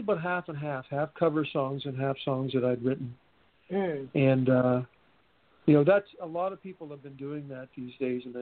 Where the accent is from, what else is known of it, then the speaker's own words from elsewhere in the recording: Montreal, Quebec, Canada; originally from Montreal.